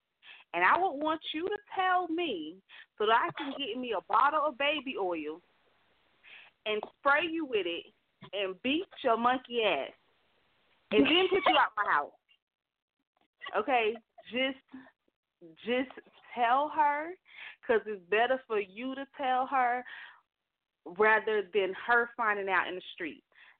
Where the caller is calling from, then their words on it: Alabama, United States; Hello, this is … calling from Alabama.